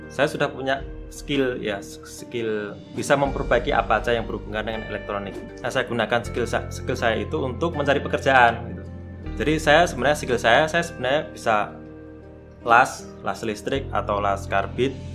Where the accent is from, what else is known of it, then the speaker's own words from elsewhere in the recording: Cepu, Central Java, Indonesia; moved away as an adult; now in Yogyakarta, Indonesia; saya apa namanya? kan dari Cepu ya. Saya aslinya Cepuan, terus kemudian okay. ya di Jawa Tengah, terus kemudian ke Jogja ini modalnya kan modal modal semangat aja